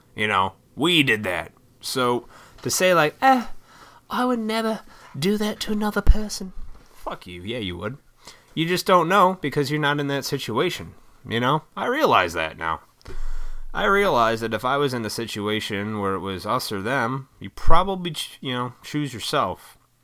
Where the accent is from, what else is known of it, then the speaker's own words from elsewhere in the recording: Oswego, Illinois, United States; I'm from Oswego, Illinois.